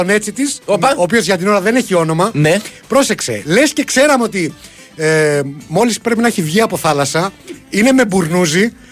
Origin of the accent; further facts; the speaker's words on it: Greece; Γιατί είμαι από την Ελλάδα.